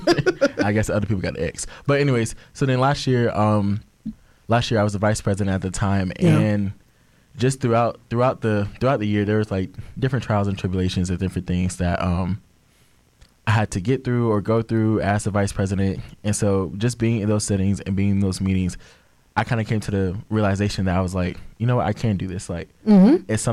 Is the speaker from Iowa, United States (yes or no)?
no; Orlando, Florida, United States